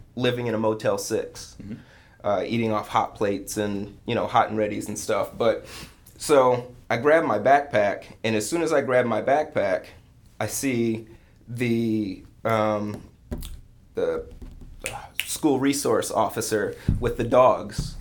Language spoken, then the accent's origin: English; Lansing, Michigan, United States; grew up in Michigan. Where I grew up in Lansing was considered the armpit of Lansing.